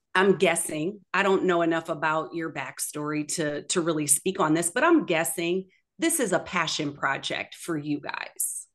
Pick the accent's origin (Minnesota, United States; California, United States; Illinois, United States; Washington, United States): Minnesota, United States; Minneapolis; moved away; I'm originally from Minneapolis, Minnesota